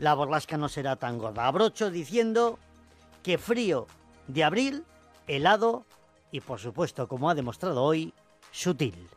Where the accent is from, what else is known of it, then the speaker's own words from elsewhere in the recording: Cervantes, Galicia, Spain; now in Madrid, Spain; en Cervantes, en mi tierra